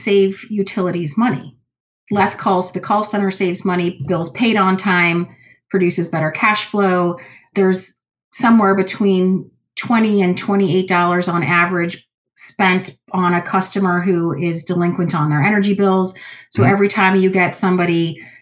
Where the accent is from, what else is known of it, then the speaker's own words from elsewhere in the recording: Cleveland, Ohio, United States; growing up in Cleveland or being in this area